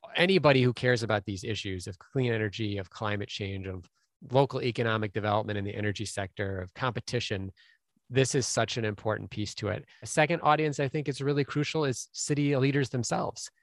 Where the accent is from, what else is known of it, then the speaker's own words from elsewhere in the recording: Minneapolis, Minnesota, United States; Minneapolis instead, which is my hometown